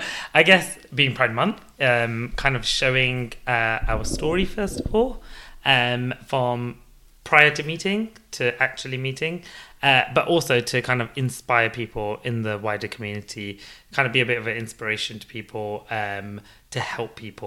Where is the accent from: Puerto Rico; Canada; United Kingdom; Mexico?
United Kingdom; I am based in the UK. I was born and bred in the UK. I'm 31 years old. Inheritance of Gujarati. So my dad is from India and my mom is from Kenya. Mm-hmm. And they're both Gujarati.